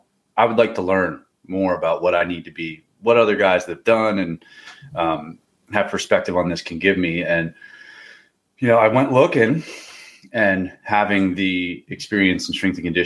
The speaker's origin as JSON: {"language": "English", "region": "Pennsylvania", "country": "United States", "tie": "born or raised there", "said": "I grew up hunting in Pennsylvania."}